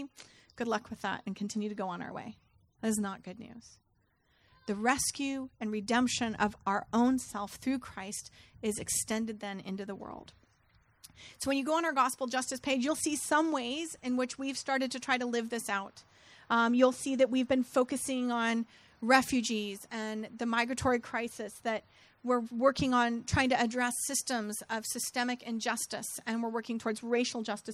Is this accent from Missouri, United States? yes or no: no; Santa Rosa, California, United States; my hometown and did again 1 year ago in Santa Rosa